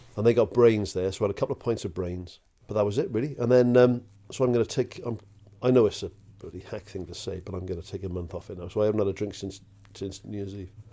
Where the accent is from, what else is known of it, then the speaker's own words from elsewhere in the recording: Welsh, Wales, United Kingdom; a Welsh bloke